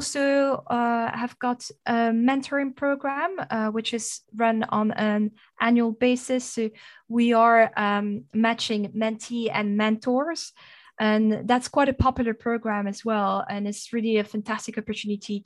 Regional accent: Namur, Wallonia, Belgium; accent: French; English is a second language; moved away as an adult; now in United Kingdom; I've got a French accent and a Dutch name. So you can probably deduce I'm Belgian. I'm from Namur originally

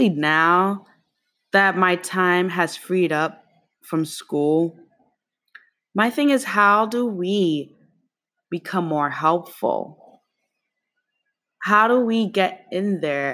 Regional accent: New York City, New York, United States; also born or lived in East Harlem, New York City; I'm from Kew Garden, Queens, and Harlem, East Harlem, where I now live, is very different from Kew Garden, Queens

